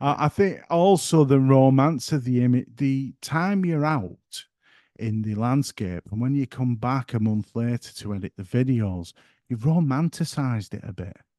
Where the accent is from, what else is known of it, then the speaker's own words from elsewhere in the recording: the north of England, United Kingdom; accent: broad northern; My accent's in the way of talk, for one, being very broad, and I'm trying to keep it under control tonight, that I'm not here by gum talking all, uh, northern